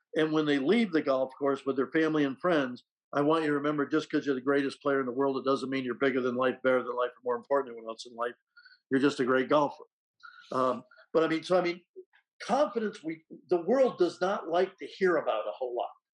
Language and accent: English; Rutland, Vermont, United States; moved away; my hometown of Rutland, Vermont